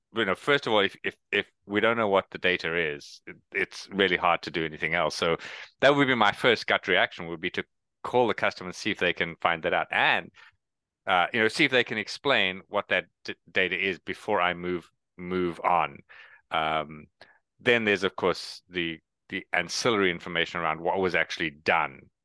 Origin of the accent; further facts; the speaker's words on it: South Africa; moved away; also born or lived in Canada; I am originally from South Africa, which is why I have the accent and no one else does